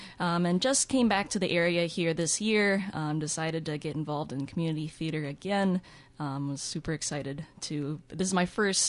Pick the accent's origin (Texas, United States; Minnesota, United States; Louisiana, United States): Minnesota, United States; Dundas; also born or lived in Winona, Minnesota; I grew up here in Dundas. Went to school at Northfield High School.